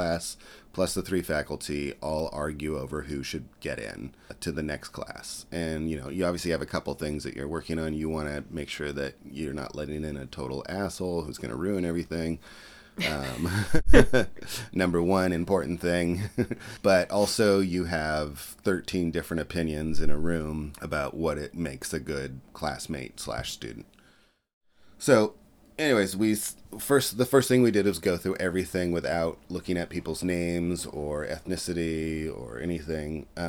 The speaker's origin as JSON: {"language": "English", "region": "West Coast", "country": "United States", "tie": "born or raised there", "said": "I wanted to go to school on the East Coast because I grew up on the West Coast"}